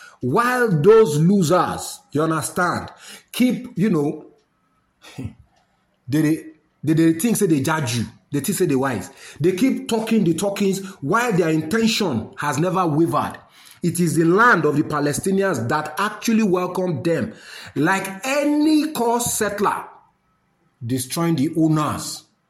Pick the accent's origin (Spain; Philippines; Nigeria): Nigeria; as a Nigerian